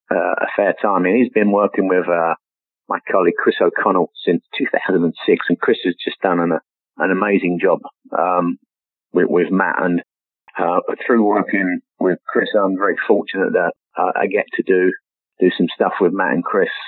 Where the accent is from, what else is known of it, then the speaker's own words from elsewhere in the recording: England, United Kingdom; moved away; that was one of the few pictures, golf pictures, that I brought over me when I, I came over from England